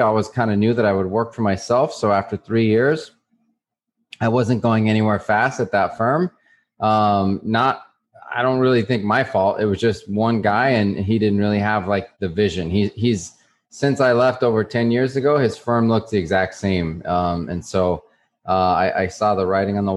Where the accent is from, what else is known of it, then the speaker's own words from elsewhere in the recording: New Mexico, United States; moved away as an adult; now in Miami, United States; I grew up in New Mexico